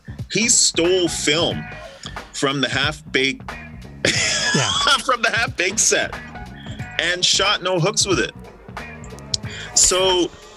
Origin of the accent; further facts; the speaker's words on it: Winnipeg, Manitoba, Canada; we're from Winnipeg.